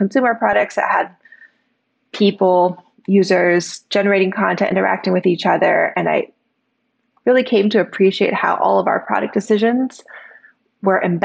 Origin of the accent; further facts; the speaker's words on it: Bay Area, California, United States; I grew up in the Bay Area.